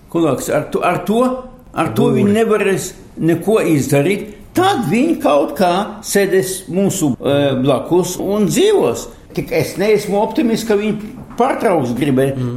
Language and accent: Latvian; Riga, Latvia; moved away as an adult; also born or lived in Tatarstan, Russia / Latgale; now in Israel; 45. gadā visa ģimene eh, atgriezās uz Rīgu. Un es biju audzi, izaudzis visu savu mūžu